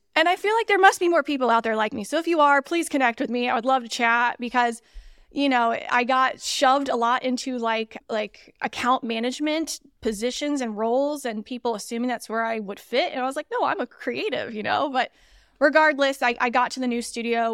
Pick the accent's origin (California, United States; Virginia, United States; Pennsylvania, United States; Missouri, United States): Missouri, United States; moved away as an adult; also born or lived in Indiana; I am actually originally from Missouri